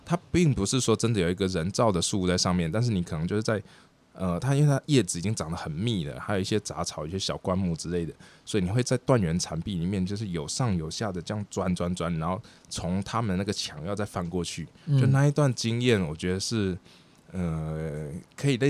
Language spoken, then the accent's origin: Chinese; Taichung, Taiwan; moved away as an adult; also born or lived in Amsterdam, Netherlands / Shanghai, China; 我是在台中的台中出生长大。